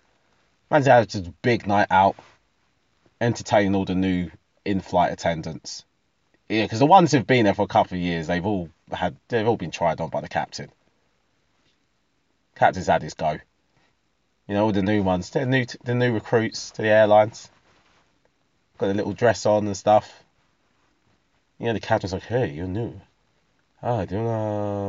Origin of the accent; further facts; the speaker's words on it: Essex, East of England, United Kingdom; I'm from Essex